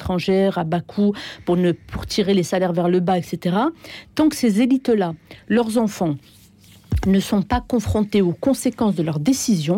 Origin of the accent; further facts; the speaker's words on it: France; moved away; also born or lived in Algeria; moi, je, j'ai vécu 15 ans en Algérie, mais je suis née, j'ai grandi en France. Mes premières euh, années se sont passées en France.